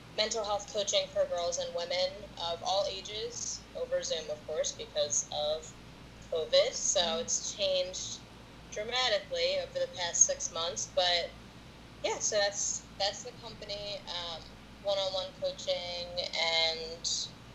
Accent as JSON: {"language": "English", "country": "United States", "also_born_or_lived": "Plymouth Meeting, Pennsylvania", "said": "I am from Pawtucket. Well, my family's from Plymouth Meeting. I'm from Pawtucket."}